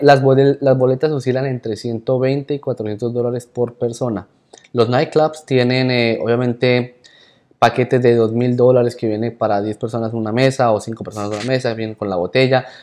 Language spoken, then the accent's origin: Spanish; Colombia; como todo buen colombiano